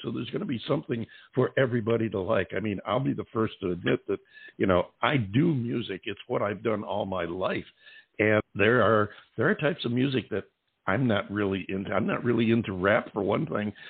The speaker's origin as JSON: {"language": "English", "region": "upstate New York", "country": "United States", "said": "I'm from upstate New York myself"}